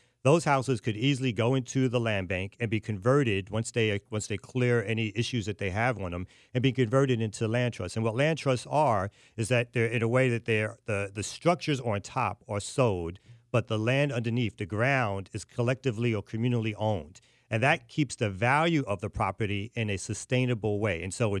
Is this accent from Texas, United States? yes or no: no; Brooklyn, New York, United States; now in Atlanta, United States; I'm originally from Brooklyn, New York